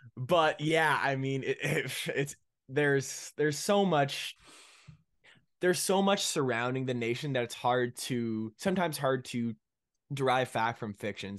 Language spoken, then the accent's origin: English; Ottawa, Ontario, Canada; I'm from Ottawa, Ontario, Canada.